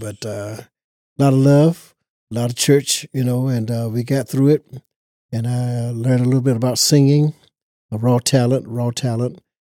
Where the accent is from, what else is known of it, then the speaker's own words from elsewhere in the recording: Nash County, North Carolina, United States; I was born right here in Nash County, North Carolina, Rocky Mount area, little town called Easternburg.